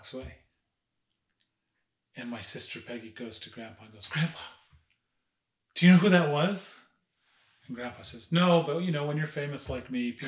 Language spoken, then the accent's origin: English; Summit, New Jersey, United States; we're from Summit